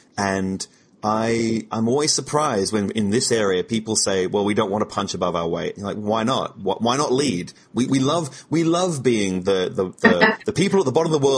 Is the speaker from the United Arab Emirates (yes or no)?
no; Australia; speaking as an Australian